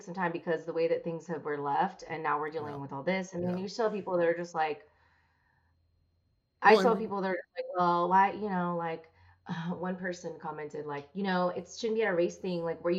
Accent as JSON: {"language": "English", "country": "Philippines", "said": "well, I'm Filipino, so I'll make keto food, Filipino food."}